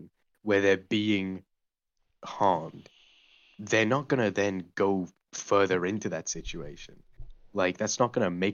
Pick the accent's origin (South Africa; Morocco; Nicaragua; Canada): South Africa; I've lived in South Africa my entire life.